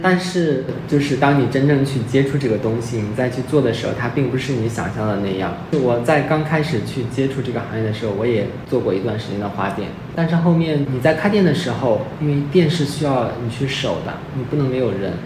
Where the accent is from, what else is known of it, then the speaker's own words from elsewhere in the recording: China; 我们是作为一个中国人，我们是嗯。生活在这个文化环境里面的